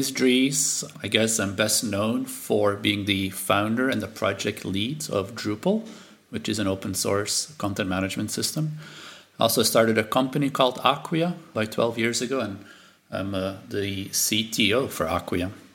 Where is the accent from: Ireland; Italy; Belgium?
Belgium; first language Dutch; English is a second language; moved away; I'm from Belgium